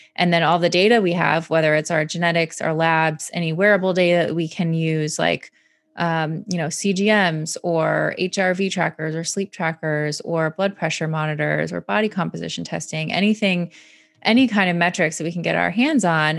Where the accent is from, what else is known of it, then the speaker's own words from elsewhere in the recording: Michigan, United States; I grew up in Michigan